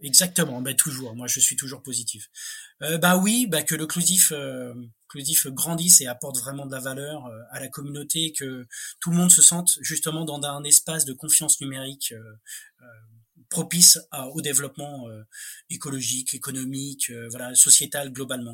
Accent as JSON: {"language": "French", "town": "Paris", "region": "Île-de-France", "country": "France", "said": "J'ai rien contre les Parisiens, hein, j'en suis"}